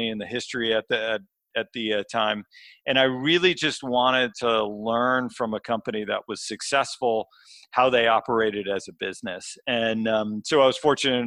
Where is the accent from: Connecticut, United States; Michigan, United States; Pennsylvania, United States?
Connecticut, United States; northwest; I grew up in a small town in Connecticut, so actually close to the Massachusetts and New York State border, so the northwest corner.